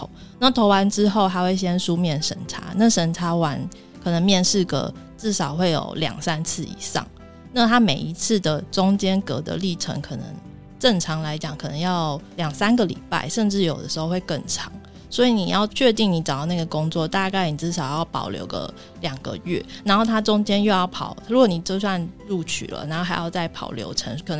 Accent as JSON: {"language": "Chinese", "country": "Taiwan", "said": "像我，我们台湾人可能工作一年可能是基本吧，然后三年就觉得哎，好了不起哦，就还蛮稳定的。"}